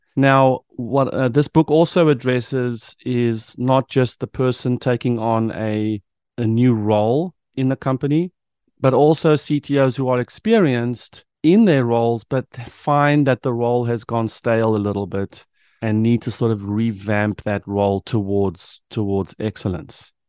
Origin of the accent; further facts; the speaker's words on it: South Africa; moved away as an adult; now in United States; a South African who moved to the United States